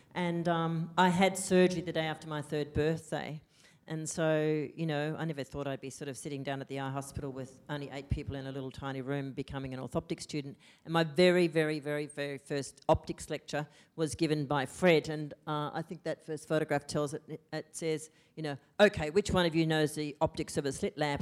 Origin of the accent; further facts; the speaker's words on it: Australia; first language English; an Australian student who'd been educated here